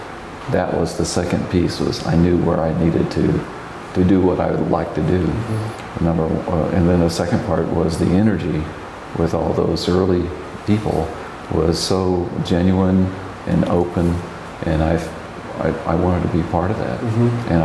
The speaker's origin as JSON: {"language": "English", "region": "Texas", "country": "United States", "accent": "Texas", "said": "my Texas accent was pretty strong then, and so they let me in."}